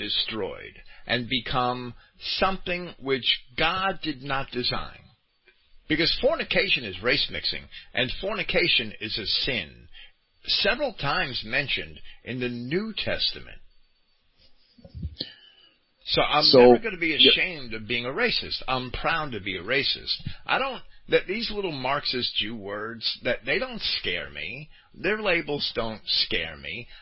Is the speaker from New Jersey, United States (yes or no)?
yes; Jersey City, New Jersey, United States; When I was a kid, I grew up in Jersey City